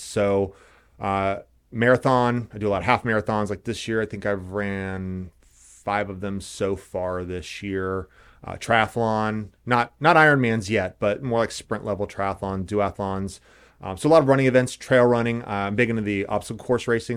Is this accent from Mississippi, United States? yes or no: no; Indianapolis, Indiana, United States; moved away as an adult; also born or lived in Los Angeles / Santa Monica; now in Carmel, United States; So born and raised in Indianapolis, went to North Central